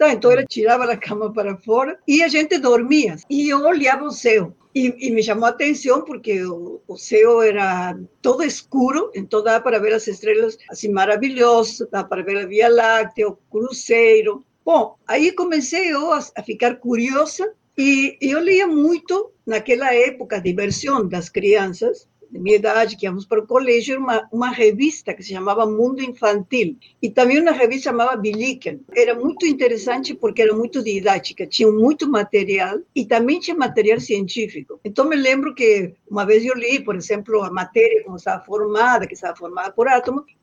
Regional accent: Loreto, Santiago del Estero, Argentina; born there; pequena, bem no interior do norte da Argentina, é um estado que se chama Santiago del Estero e a cidade onde eu nasci se chama Loreto.

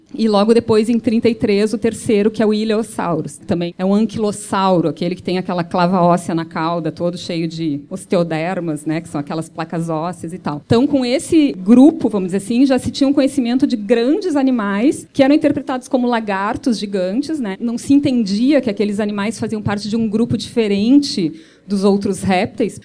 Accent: Brazil; a gente, como brasileiros

